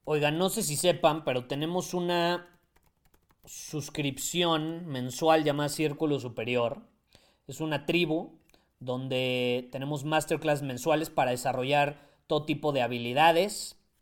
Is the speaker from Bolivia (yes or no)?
no; Mexico; Yo amo a mi país